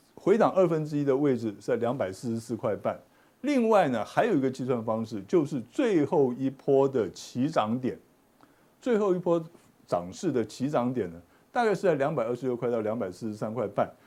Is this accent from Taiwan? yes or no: yes; Taiwan; 这是我们台湾人最会的